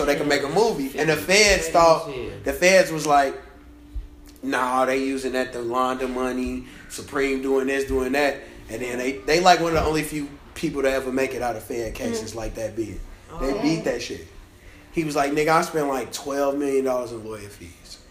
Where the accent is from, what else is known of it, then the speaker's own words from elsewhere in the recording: Chicago, Illinois, United States; I'm from Chicago, so I'm just always